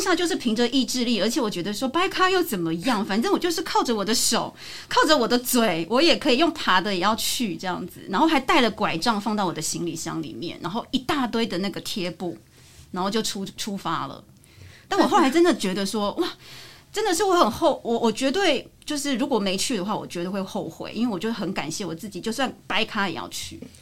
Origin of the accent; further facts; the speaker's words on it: Taiwan; 我们就从台湾来的我跟我师傅